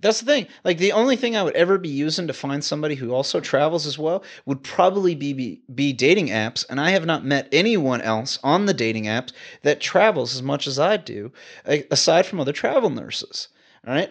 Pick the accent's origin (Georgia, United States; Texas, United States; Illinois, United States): Texas, United States; Houston; moved away; I like being a Texan, man. I mean, like, I'm from Houston